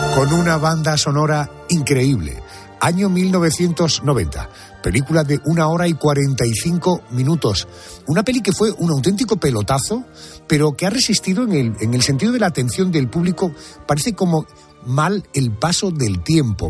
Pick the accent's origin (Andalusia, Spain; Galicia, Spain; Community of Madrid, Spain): Andalusia, Spain; Córdoba; Como andaluz y como cordobés